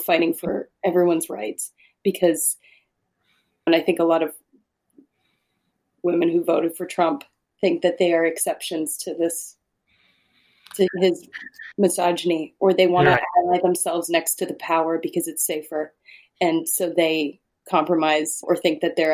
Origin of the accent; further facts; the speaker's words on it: Saskatchewan, Canada; moved away; I grew up in Saskatchewan